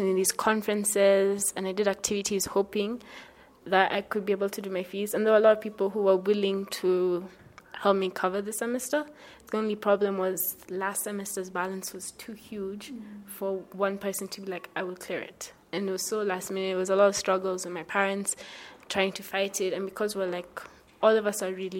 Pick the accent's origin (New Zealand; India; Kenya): Kenya; I am from Rocha, Kenya